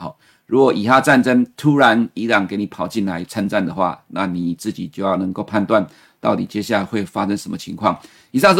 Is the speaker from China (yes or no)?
no; Taiwan; 奇怪，我们台湾人常常用了两百四十天的均线年线